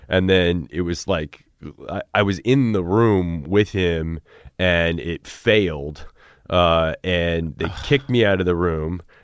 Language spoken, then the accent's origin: English; Cedar Rapids, Iowa, United States; I grew up in Cedar Rapids